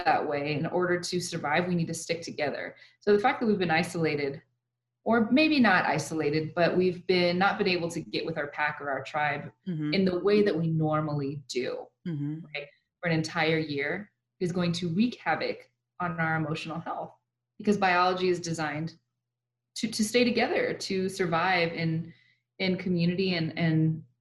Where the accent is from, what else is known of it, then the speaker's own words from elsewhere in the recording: El Paso, Texas, United States; also born or lived in Lubbock / Phoenix, Arizona / Mexico; born and raised in El Paso